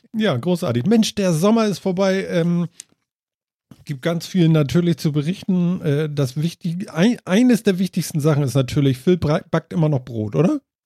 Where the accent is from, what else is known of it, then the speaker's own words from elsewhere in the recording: Germany; bei uns in Deutschland